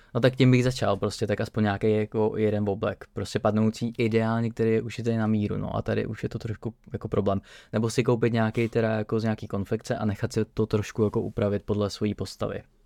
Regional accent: Czechia; jako Češi

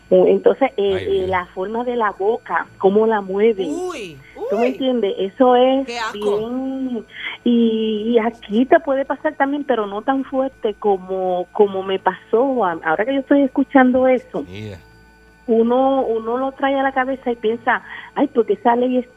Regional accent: Dominican Republic; yo que soy dominicana y fui una vez de visita a Santo Domingo

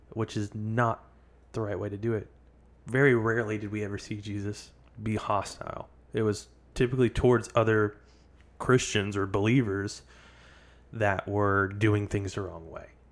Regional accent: the Bible Belt, the South, United States; Growing up in the South, the Bible Belt

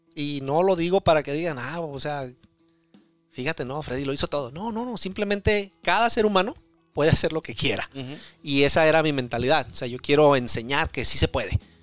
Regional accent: Tijuana, Baja California, Mexico; now in Oregon, United States; soy de, Tijuana

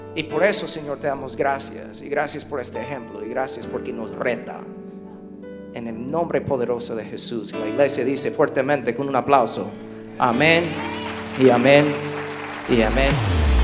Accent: United States; Spanish is a second language; somos gringos

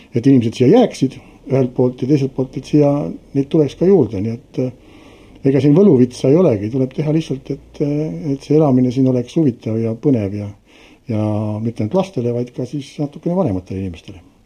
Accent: Tartu, Tartu County, Estonia; mina olen ise pärit Tartust

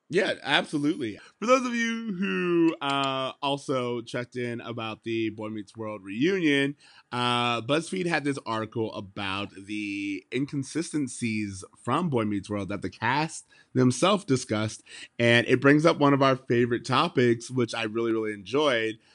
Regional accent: United States; as an American

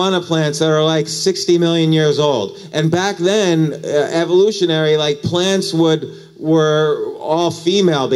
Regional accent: New Jersey, United States; also born or lived in New York City; I grew up in New Jersey

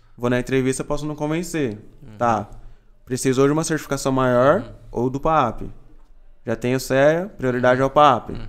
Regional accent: Itapevi, São Paulo, Brazil; E eu sou aqui de São Paulo mesmo, de Itapevi, ali um pouquinho longe do uhum. centro.

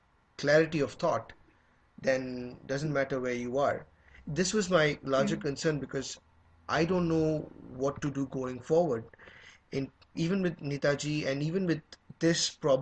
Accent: Canada; I'm from Canada, I've barely stepped foot in India, I've barely stepped foot in Bangladesh.

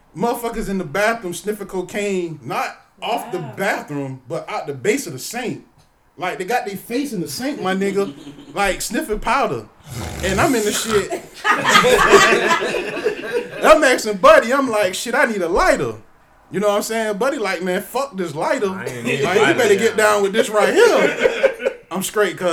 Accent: Georgia, United States; I'm from Georgia

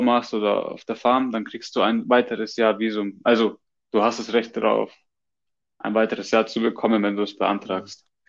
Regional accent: Germany; now in Australia; als Deutscher

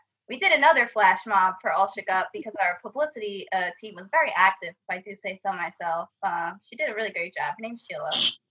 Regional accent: Islip, New York, United States; I'm a rising junior from Islip, New York

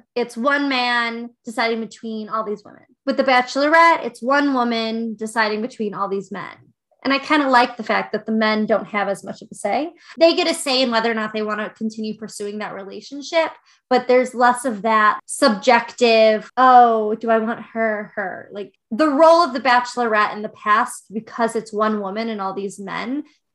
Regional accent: outside of Chicago, Illinois, United States; Now I live in Chicago. I grew up outside of Chicago

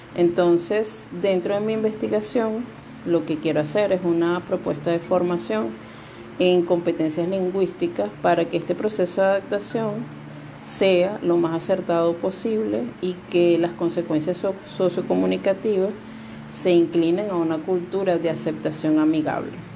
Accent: Venezuela; moved away as an adult; now in Dominican Republic; soy venezolana, me encuentro en República Dominicana

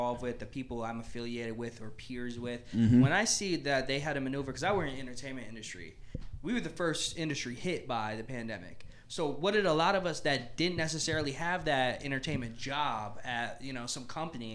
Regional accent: United States

